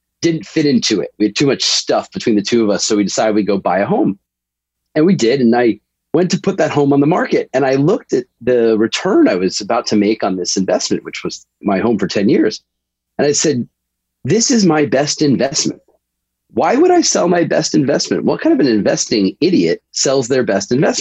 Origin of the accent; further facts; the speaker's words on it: New York, United States; moved away as an adult; also born or lived in Boston; I grew up in New York and moved to Boston for college